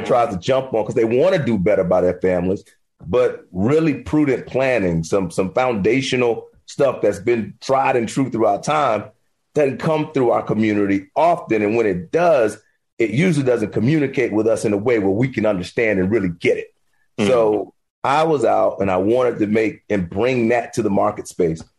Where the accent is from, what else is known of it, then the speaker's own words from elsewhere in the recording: Miami, Florida, United States; I'm from Liberty City, Miami, Florida